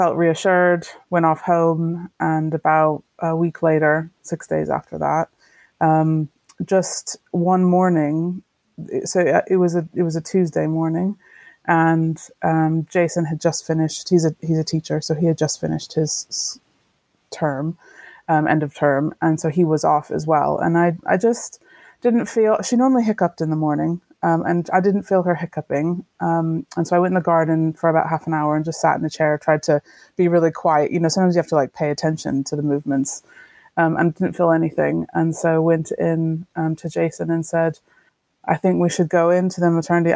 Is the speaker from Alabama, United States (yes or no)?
no; Texas, United States; moved away as an adult; also born or lived in France; now in Yorkshire, United Kingdom; I'm originally from Texas in the States, and I have lived about 20 years abroad, part of the time in France, and just over 15 years in Yorkshire